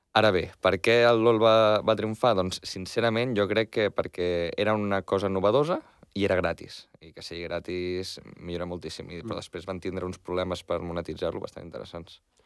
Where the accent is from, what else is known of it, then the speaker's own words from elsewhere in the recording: Barcelona, Catalonia, Spain; jo em vaig néixer a Barcelona, Hospital de Sant Pau, he viscut a Barcelona tota la vida